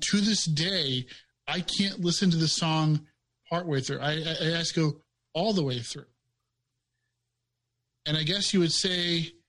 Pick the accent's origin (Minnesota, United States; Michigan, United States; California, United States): Michigan, United States; also born or lived in Green Bay, Wisconsin; I grew up when I moved from Green Bay, Wisconsin to Michigan, middle of the country. Like not a house around me. Our nearest neighbor was about a mile away.